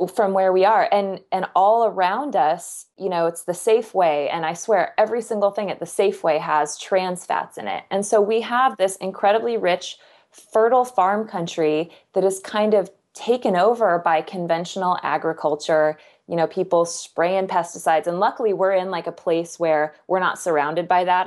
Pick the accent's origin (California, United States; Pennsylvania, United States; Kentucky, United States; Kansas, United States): Kansas, United States; I'm from Kansas.